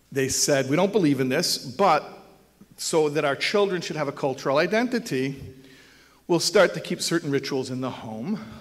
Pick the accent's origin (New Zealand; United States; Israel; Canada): Israel; And they're not growing up in Israel. We grew up in Israel.